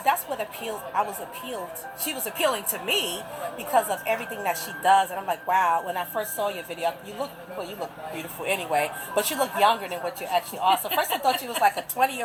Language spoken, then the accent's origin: English; Richmond, Virginia, United States; I'm from Richmond